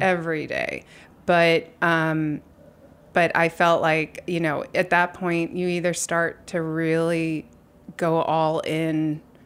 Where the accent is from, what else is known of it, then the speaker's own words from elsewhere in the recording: New York City, New York, United States; I was born on Bleecker Street.